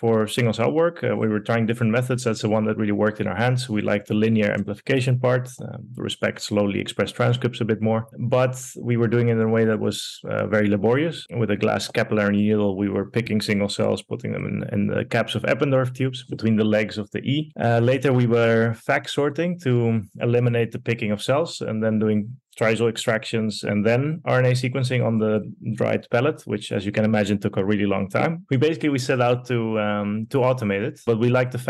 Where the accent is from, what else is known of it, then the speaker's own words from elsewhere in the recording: Netherlands; also born or lived in Porto Alegre, Brazil / Montevideo, Uruguay; I'm originally from Brazil, from Porto Alegre, so the southernmost capital in Brazil. And I grew up partially there and then partially in Uruguay, in Montevideo, and moved to Holland when I was almost 7 years old